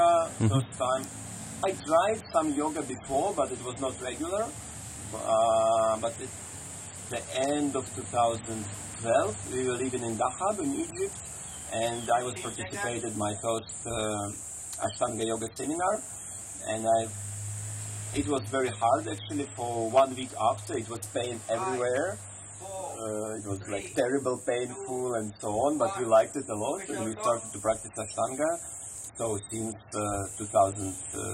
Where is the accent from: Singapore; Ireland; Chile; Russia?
Russia; South Russia; English is a second language; moved away as an adult; also born or lived in St. Petersburg, Russia; now in Asia; I was born in South Russia between two seas, the Caspian Sea and the Black Sea